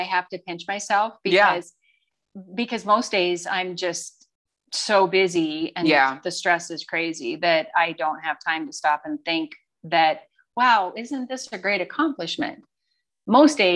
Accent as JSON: {"language": "English", "town": "Livingston", "region": "Montana", "country": "United States", "tie": "born or raised there", "moved": "as an adult", "said": "I was born in Livingston, Montana, a long time ago. And have three siblings. So my dad owned a glass business"}